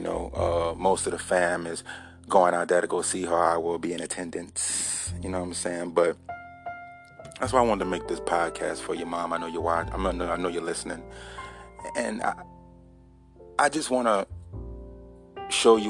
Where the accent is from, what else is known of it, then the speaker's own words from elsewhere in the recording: Baton Rouge, Louisiana, United States; also born or lived in Donaldsonville, Louisiana; I was born in Baton Rouge, East Baton Rouge, Louisiana